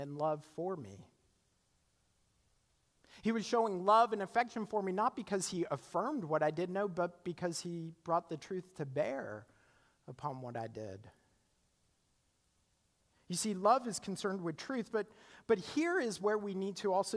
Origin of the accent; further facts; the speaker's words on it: Canada; now in United States; I'm Canadian, and when I graduated from college, my student visa expired